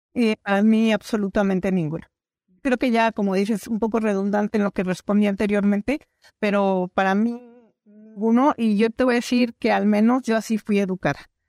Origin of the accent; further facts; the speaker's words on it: Mexico; also born or lived in Sonora; soy mexicana